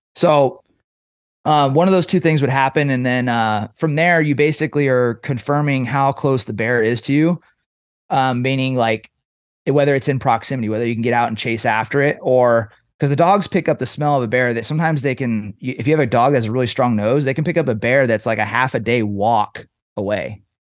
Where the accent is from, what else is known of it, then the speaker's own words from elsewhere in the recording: Trinity Center, California, United States; I was raised in Northern California